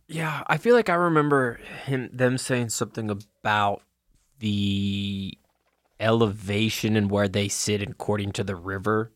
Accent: Kentucky, United States; growing up in Kentucky

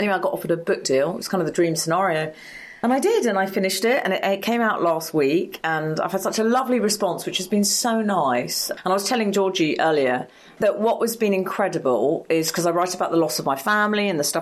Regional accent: London, United Kingdom; I grew up in Highgate in North London

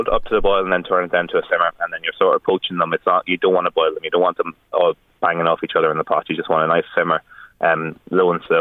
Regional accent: Leinster, Ireland; we love our spuds in this country, and, and um, especially up up and up and Louth

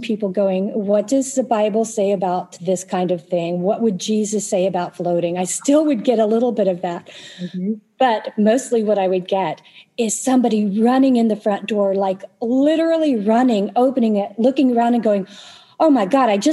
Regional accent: Tulsa, Oklahoma, United States; I was born in Tulsa. I lived most of my life here

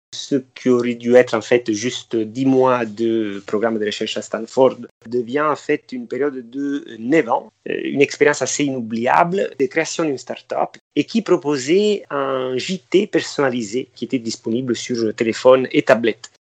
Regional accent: Amalfi Coast, Campania, Italy; moved away; je suis originaire de la côte amalfitaine

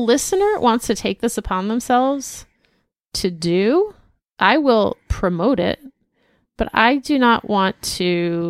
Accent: Torrance, California, United States; P.S. Also, I'm originally from Torrance. Actually, I'm third generation. My grandparents, parents, and extended family all went to Torrance High.

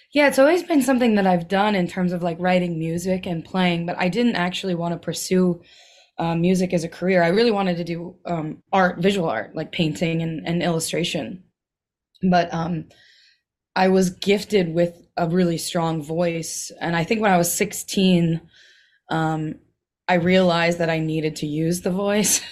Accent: Milwaukee, Wisconsin, United States; I grew up in Milwaukee

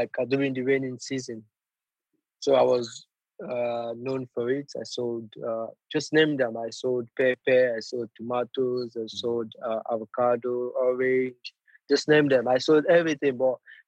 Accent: Lagos, Nigeria; moved away as an adult; also born or lived in Genk, Belgium; now in Leicester, United Kingdom; I was born in Lagos, Nigeria. I grew up in the barracks, the military zone

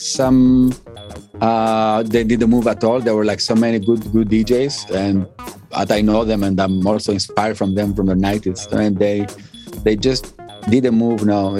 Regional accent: Thessaloniki, Central Macedonia, Greece; English is a second language; I grew up in Thessaloniki, they gave me this kind of like drive, you know?

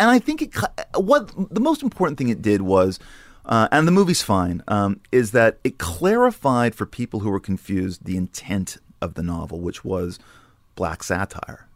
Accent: Los Angeles, California, United States; moved away; also born or lived in New York; I grew up in Sherman Oaks

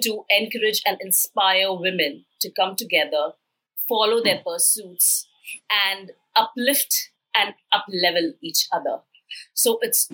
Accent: India; had grown in a typical middle class Indian family

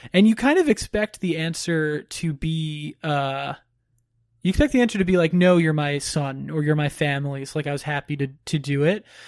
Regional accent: Florida, United States; I grew up in Florida

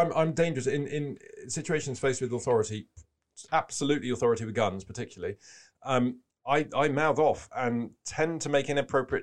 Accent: United Kingdom; being British

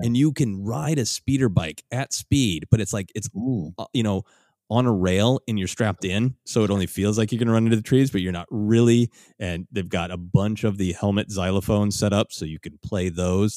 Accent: Minnesota, United States; I have lived in, in extreme cold growing up in Minnesota

